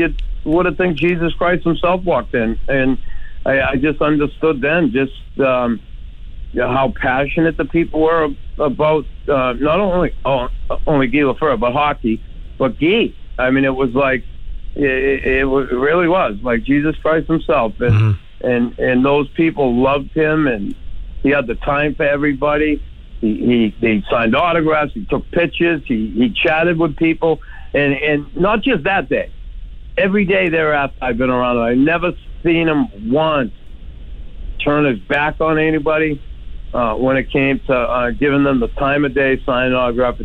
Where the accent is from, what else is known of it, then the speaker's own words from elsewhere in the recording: Boston, Massachusetts, United States; moved away as an adult; also born or lived in Montreal; I grew up in Boston